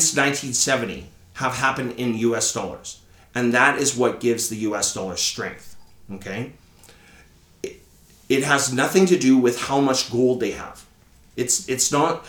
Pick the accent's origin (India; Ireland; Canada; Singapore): Canada; as a Canadian